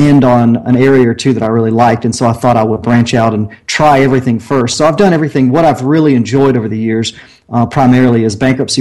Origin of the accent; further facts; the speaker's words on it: Augusta, Georgia, United States; moved away; I'm from the Augusta, Georgia area